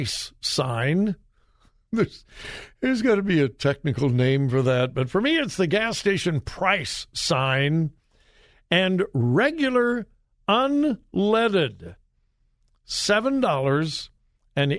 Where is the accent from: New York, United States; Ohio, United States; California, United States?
California, United States; I'm from California, born and raised in California